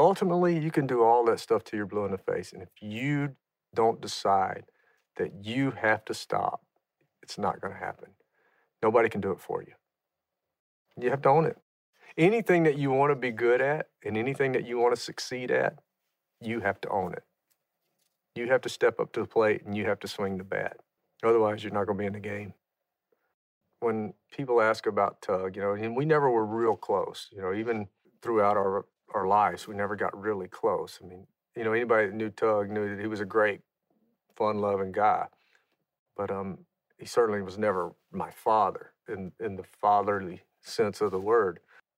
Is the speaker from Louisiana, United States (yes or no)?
yes; Louisiana, United States; I grew up in Louisiana, and we used to drink Miller ponies sitting on a tailgate around a bonfire. I mean, that was part of the culture of growing up for us.